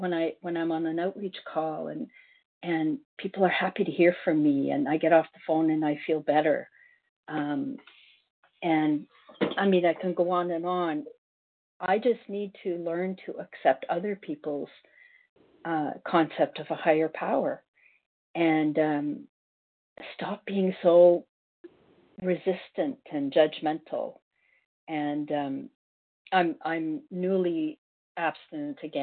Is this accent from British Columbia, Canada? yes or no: no; Ontario, Canada; moved away as an adult; also born or lived in South Korea / Northwest Territories; now in Cape Breton Island, Canada; I'm from Ontario, and I'm now in Cape Breton Island. I moved here by myself for work